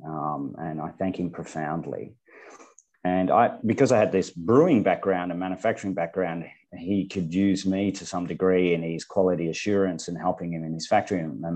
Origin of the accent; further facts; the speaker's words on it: Bendigo, Victoria, Australia; also born or lived in Western Australia; in my hometown in Bendigo in central Victoria